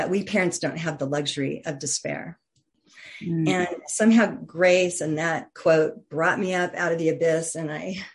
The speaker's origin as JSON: {"language": "English", "area": "just outside of Denver", "region": "Colorado", "country": "United States", "tie": "born or raised there", "said": "I grew up just outside of Denver, Colorado"}